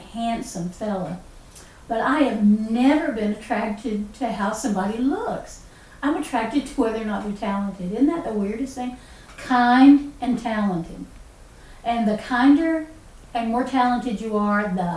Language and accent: English; West Buncombe, North Carolina, United States; I was born in West Buncombe, out at where Mount Pisgah Academy is now